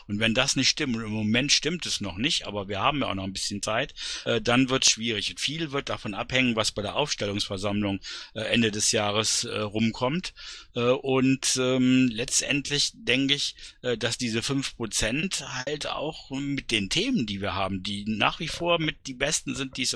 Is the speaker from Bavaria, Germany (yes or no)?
no; Berlin, Germany; Also ich kann dazu sagen, als Berliner, es ist sogar noch ein Stückchen positiver, äh, als du es dargestellt hast.